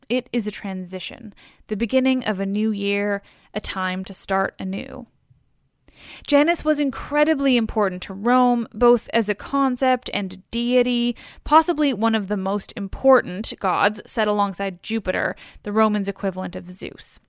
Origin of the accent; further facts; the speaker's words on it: Canada; I'm Canadian, and also our Vancouver is like a million, jillion times bigger